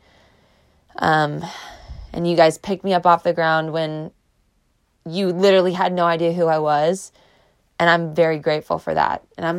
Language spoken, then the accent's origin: English; Clearwater, Florida, United States; I love Florida. You guys know I'm a Florida girl. I was born in Clearwater.